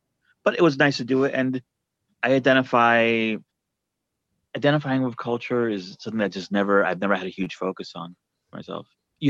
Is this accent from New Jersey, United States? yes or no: yes; New Jersey, United States; born or raised there; also born or lived in Argentina